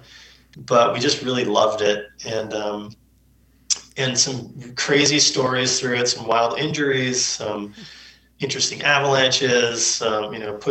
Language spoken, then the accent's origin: English; California, United States; They raised my brother and I up at Lake Tahoe.